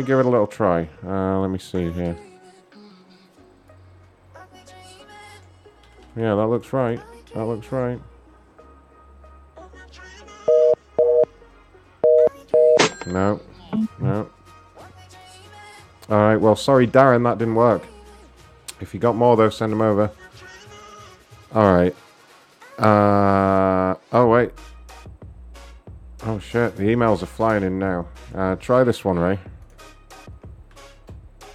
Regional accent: United Kingdom; being all British and all

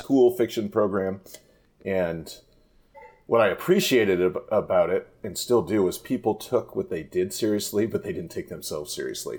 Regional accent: Santa Barbara, California, United States; moved away as an adult; also born or lived in Missoula, Montana / Idaho; now in Sudden Valley, Idaho, United States; growing up in Santa Barbara

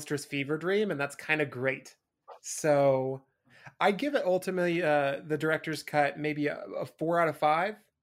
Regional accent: Eastern Washington, United States; when I was growing up in Eastern Washington

